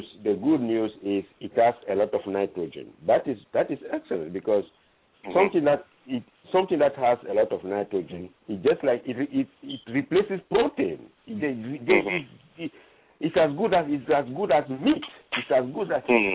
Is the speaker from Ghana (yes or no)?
yes; Ghana; moved away; I'm originally from Ghana